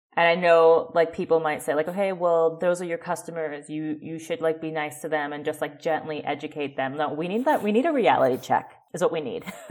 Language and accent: English; Oakland, California, United States; moved away; also born or lived in Calabria, Italy / Austin, Texas; I am originally from Oakland, California